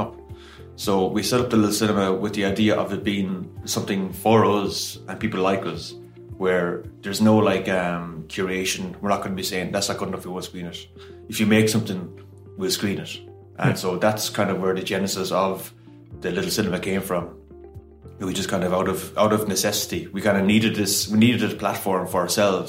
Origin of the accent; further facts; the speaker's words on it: Galway, Connacht, Ireland; I'm from Galway originally